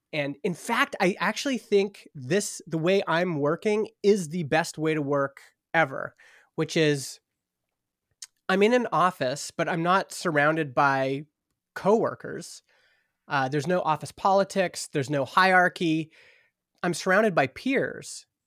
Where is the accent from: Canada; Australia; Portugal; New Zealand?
Canada; Stony Plain, Alberta; moved away as an adult; also born or lived in Edmonton; now in Vernon, Canada; I grew up in Stony Plain, Alberta, which is, it used to be a little farming town, uh, just outside of Edmonton